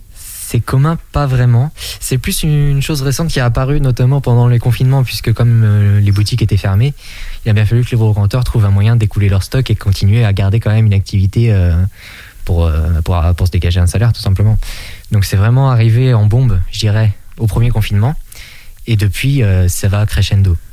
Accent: Étriché, Pays de la Loire, France; dans mon village natal, donc qui est Étriché situé dans le nord Maine-et-Loire

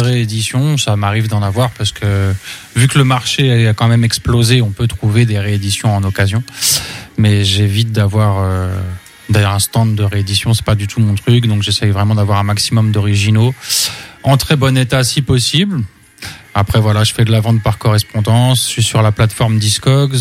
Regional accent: Angers, Pays de la Loire, France; Je suis d'Angers

